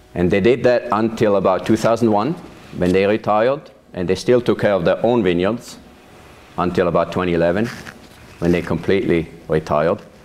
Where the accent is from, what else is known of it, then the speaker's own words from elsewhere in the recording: Weinfelden, Thurgau, Switzerland; now in Yamhill, United States; I was born and raised in Switzerland. I grew up on a farm in a town called Weinfelden.